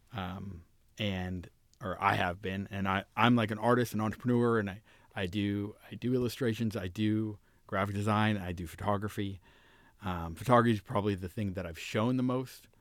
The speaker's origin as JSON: {"language": "English", "area": "Orange County", "region": "California", "country": "United States", "tie": "born or raised there", "said": "I grew up in Orange County, California"}